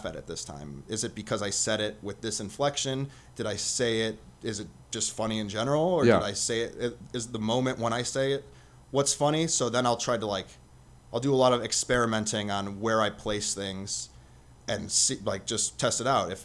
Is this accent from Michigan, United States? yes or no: no; Chicago, Illinois, United States; now in Las Vegas, United States; I'm from Chicago.